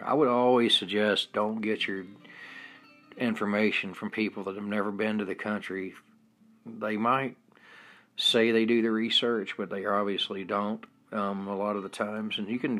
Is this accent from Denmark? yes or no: yes; Denmark; And for growing up in Denmark, I find the way we do it better.